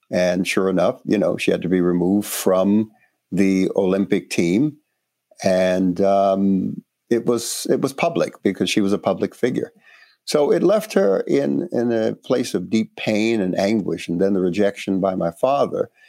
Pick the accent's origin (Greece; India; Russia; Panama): Panama; born there; So, personally, I was born in Panama, and uh, my father was a white Spaniard, my mother, a uh, black woman descendant of Africans who came uh, to the Caribbean, uh, came to Panama.